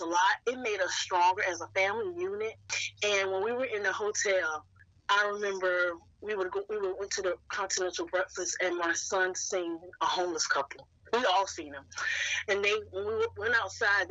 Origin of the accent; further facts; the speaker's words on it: North Carolina, United States; moved away as an adult; now in Woodbridge, United States; I am originally from North Carolina, lived in North Carolina all my life up until 2019.